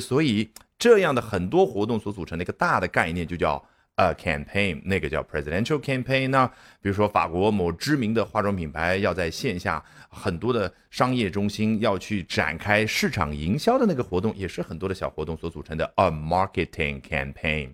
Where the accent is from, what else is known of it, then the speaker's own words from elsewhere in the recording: China; 我们中国人会怎么说？